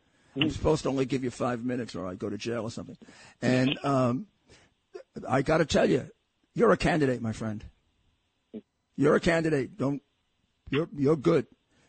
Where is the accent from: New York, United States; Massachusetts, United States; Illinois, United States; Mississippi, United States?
New York, United States; I'm a New Yorker all my life